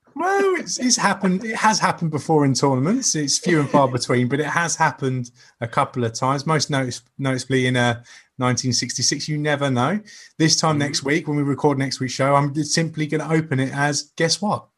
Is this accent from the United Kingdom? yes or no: yes; England, United Kingdom; I'm such an Englishman when talking